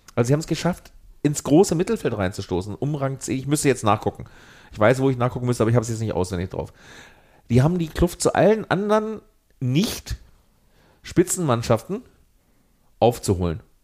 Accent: Lüneburg, Lower Saxony, Germany; moved away as an adult; also born or lived in Eisenhüttenstadt; now in Berlin, Germany; ich bin als äh, bei Lüneburg aufgewachsener, nah bei Hamburg äh, lebender Mensch

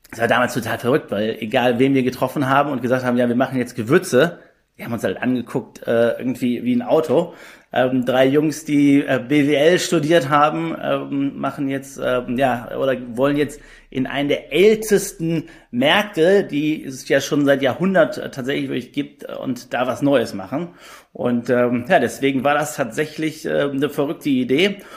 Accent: Düsseldorf, North Rhine-Westphalia, Germany; born there; 34 Jahre alt, bin gebürtiger Düsseldorfer und auch der Grund, warum Just Spices in Düsseldorf sitzt.

